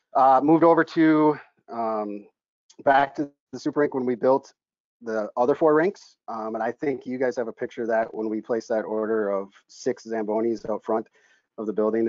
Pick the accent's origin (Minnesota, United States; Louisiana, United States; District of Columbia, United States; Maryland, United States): Minnesota, United States; moved away as an adult; now in Pittsburgh, United States; in my hometown back in minnesota we built a, a community rink